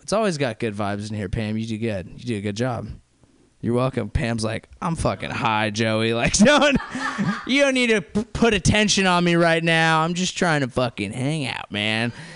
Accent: near Santa Cruz, Bay Area, California, United States; accent: SoCal; also born or lived in San Diego; I grew up near Santa Cruz

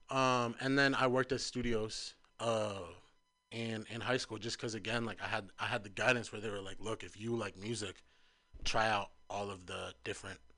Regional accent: San Francisco, California, United States; I'm from the Fillmore. I spent some time in Potrero Hill as well, but Fillmore is what I call home

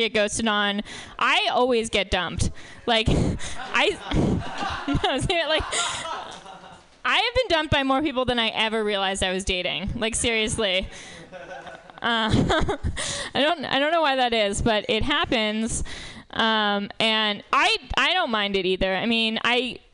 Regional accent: New York, United States; moved away; I'm from New York originally

